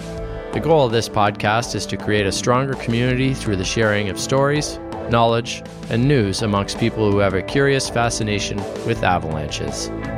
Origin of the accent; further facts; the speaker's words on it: Canada; I'm your Canadian correspondent